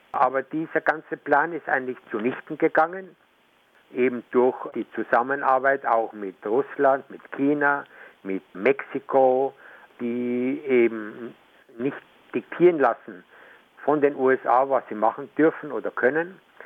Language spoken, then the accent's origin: German; Germany; now in Venezuela; ich komme manchmal in meine alte Heimat, gebe dort auch äh, Vorträge